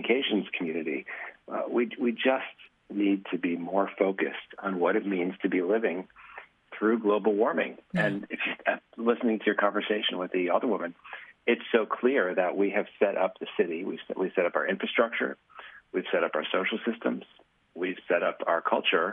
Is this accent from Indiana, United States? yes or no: no; Chicago, Illinois, United States; I'm from Chicago. It's my native city